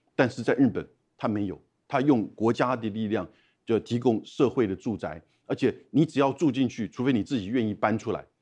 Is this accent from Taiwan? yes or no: yes; Taiwan; 我们台湾人的大量的这种捐款